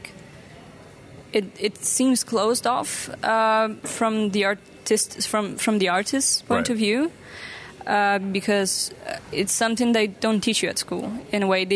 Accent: Italy; moved away as an adult; now in Rotterdam, Netherlands; I'm actually originally from Italy.

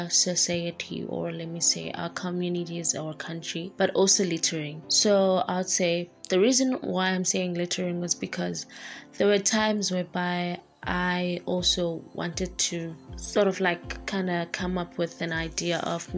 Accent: East London, Eastern Cape, South Africa; moved away; also born or lived in Khayelitsha; from Eastern Cape in East London.

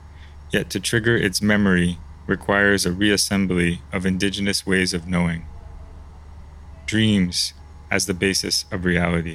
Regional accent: New York City, New York, United States; moved away as an adult; also born or lived in Japan; now in Singapore; I'm an American artist who grew up in Manhattan, then lived in Japan for the last 10 years.

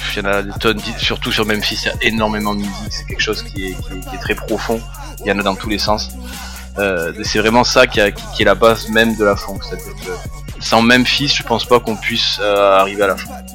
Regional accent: Toulouse, Occitania, France; je viens de Toulouse, je suis né en 87, donc du sud-ouest. J'ai grandi donc, dans l'est de Toulouse

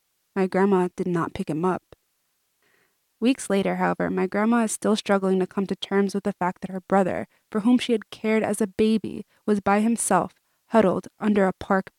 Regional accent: New York City, New York, United States; we're from Brooklyn

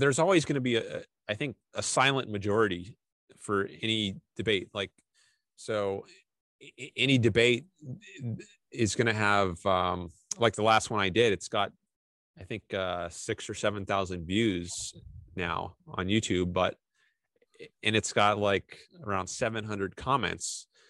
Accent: Fairfax County, Northern Virginia, United States; moved away as an adult; now in Southern California, United States; I was from Northern Virginia, pretty close to Washington D.C. So I could drive to Washington D.C. in like 20 minutes from where I grew up. So I was in Fairfax County

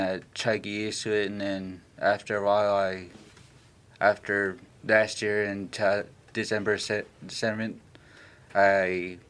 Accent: Nenana, Alaska, United States; moved away as an adult; now in Kenai, United States; I'm from Nenano, and I moved here in August.

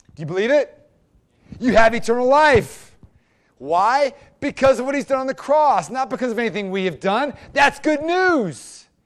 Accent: United States; as an American

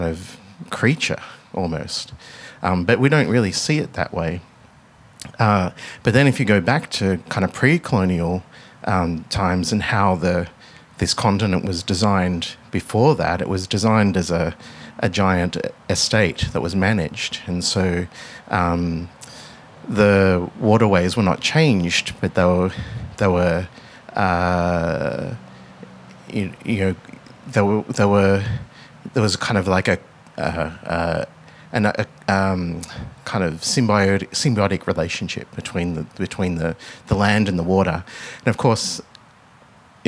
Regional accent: Melbourne, Victoria, Australia; growing up in Melbourne

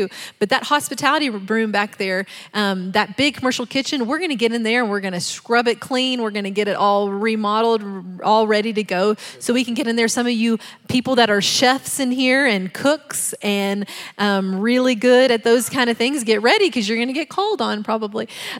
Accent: the South, United States; I'm from the South, so dinners, that's what we call it.

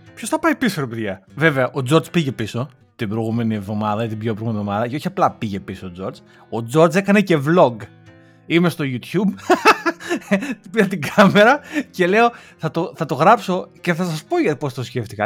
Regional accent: Greece; moved away; είμαστε Έλληνες του εξωτερικού

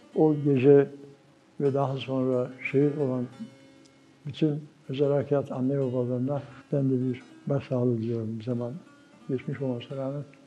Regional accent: Düzce, Turkey; moved away as an adult; also born or lived in Germany / Ankara; 1944 Düzce doğumluyum. 68-74 arası Almanya'da kaldım, 5,5 yıl.

